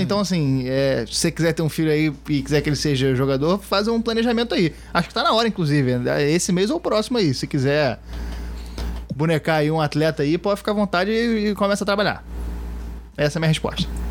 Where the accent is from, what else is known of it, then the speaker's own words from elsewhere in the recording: Rio de Janeiro, Brazil; como carioca, já vi muito campeonato carioca